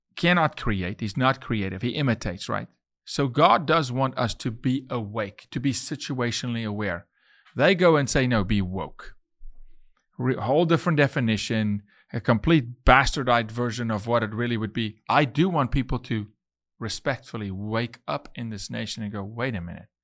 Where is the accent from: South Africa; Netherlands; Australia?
South Africa; moved away as an adult; now in Texas, United States; I'm from South Africa, but I'm Texan